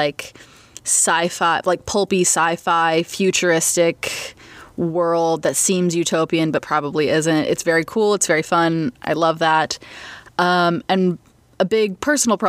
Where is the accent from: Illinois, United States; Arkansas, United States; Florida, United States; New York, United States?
Arkansas, United States; Northwest; now in Los Angeles, United States; I live in Los Angeles now, but I am originally from Northwest Arkansas